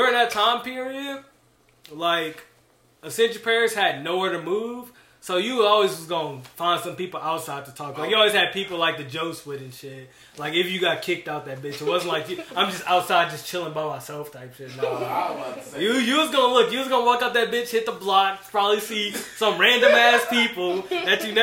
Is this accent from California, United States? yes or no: no; St. Gabriel, Louisiana, United States; also born or lived in Gonzales, Louisiana / Ascension Parish, Louisiana; I'm from St. Gabriel, but I started going to school up there because my dad's staying in Gonzales